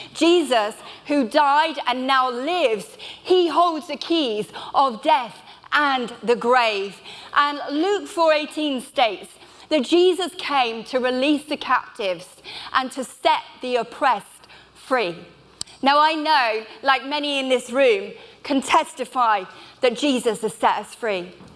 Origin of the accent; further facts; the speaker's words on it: Bristol, South West England, United Kingdom; I'm from Bristol. I minister in a church there in the heart of Bristol.